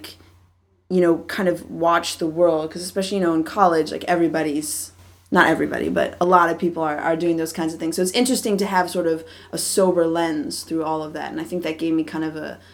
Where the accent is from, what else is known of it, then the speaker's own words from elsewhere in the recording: Wilmette, Illinois, United States; moved away as an adult; also born or lived in Evanston, Illinois; now in California, United States; I was born in Evanston, Illinois, which is where Northwestern University is, but I grew up in Wilmette, Illinois, which is a town. It's about 30 minutes north of Chicago